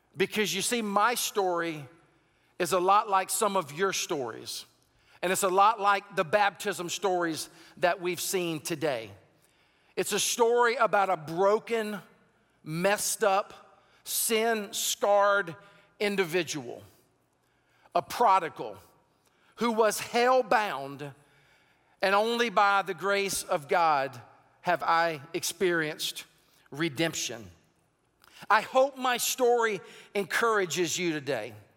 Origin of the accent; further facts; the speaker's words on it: Sumter, South Carolina, United States; also born or lived in Raleigh-Durham-Chapel Hill area, North Carolina; now in North Carolina, United States; I was born and raised in Sumter, South Carolina, grew up in a, in a very southern culture of hunting and sports